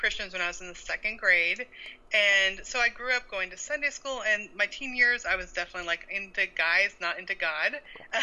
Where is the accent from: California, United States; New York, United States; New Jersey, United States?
California, United States; also born or lived in Montana; now in Little Rock, United States; I grew up in California. Then we lived in Montana for 15 years